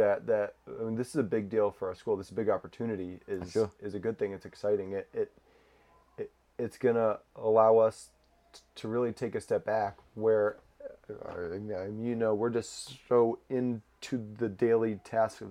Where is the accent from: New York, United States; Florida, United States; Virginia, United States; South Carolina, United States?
Florida, United States; Growing up in Florida